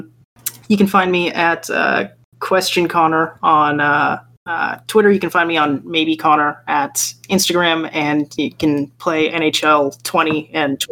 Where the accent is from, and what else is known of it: Chilliwack, British Columbia, Canada; born or raised there